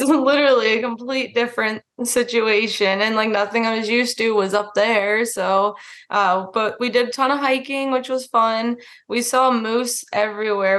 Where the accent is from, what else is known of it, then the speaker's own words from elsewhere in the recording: Florida, United States; moved away as an adult; also born or lived in Alaska; growing up in Florida